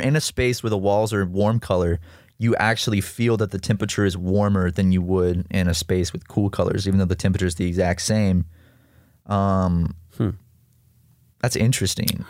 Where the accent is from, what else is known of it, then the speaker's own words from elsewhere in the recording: South Carolina, United States; growing up in South Carolina uh, as a kid